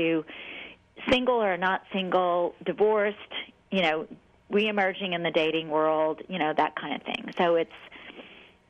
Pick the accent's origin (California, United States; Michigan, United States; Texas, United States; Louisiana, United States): Louisiana, United States; New Orleans; I'm from the South, I'm from New Orleans, and so, you know, we're raised to be nice